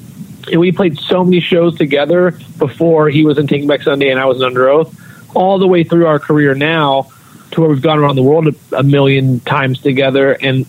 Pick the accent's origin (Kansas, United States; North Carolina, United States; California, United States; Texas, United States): North Carolina, United States; I never really fit in anywhere because of probably where I went to school and growing up in North Carolina and all that shit.